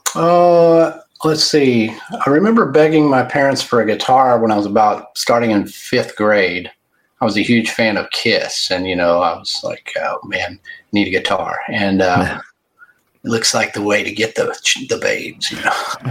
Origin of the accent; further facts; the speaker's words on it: Fort Worth, Texas, United States; I was born in Fort Worth, Texas, and I've lived in the Dallas Fort Worth, Texas area all my life